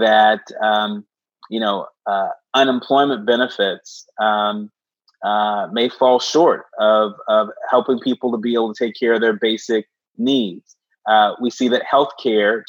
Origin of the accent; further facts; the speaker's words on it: Bay Area, California, United States; now in Washington, D.C., United States; I grew up in the Bay Area